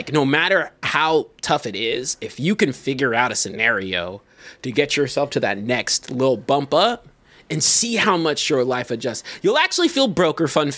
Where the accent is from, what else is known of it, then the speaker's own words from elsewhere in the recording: Zimbabwe; I'm from Zimbabwe.